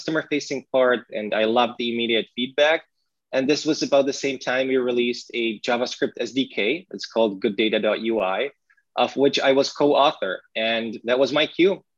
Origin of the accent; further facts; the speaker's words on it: Brno, South Moravian Region, Czechia; English is a second language; my hometown in Brno